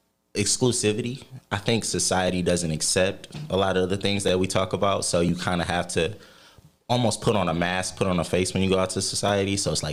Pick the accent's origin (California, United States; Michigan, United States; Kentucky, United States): Michigan, United States; Detroit; I'm from Detroit, Michigan. Proud, born and raised.